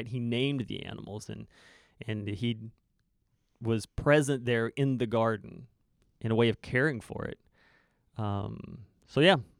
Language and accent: English; United States; now in Canada; People come to me wanting to talk American politics because I'm an American living in Canada.